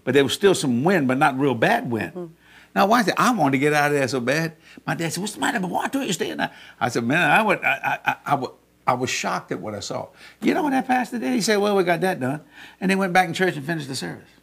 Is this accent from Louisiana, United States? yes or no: yes; South Louisiana, United States; we're from South Louisiana